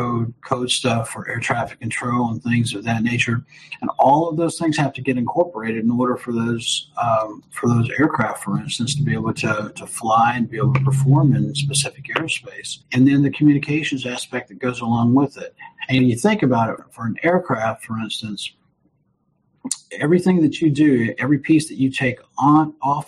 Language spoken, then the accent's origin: English; Chicago, Illinois, United States; now in Alabama, United States; I'm not originally from here, so I'm originally from Chicago